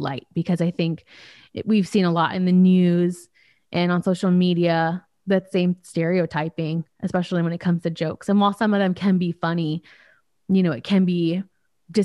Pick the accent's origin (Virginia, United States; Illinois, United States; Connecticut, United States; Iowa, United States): Virginia, United States; Charlottesville; also born or lived in Miami, Florida; we moved here when I was born in Miami. And you guys moved us to Charlottesville, Virginia